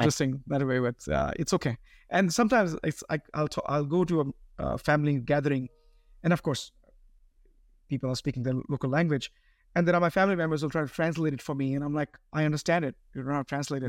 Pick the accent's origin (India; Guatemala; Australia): India; Bangalore, Karnataka; moved away as an adult; now in United States; I speak Carnatic, I grew up in Bangalore.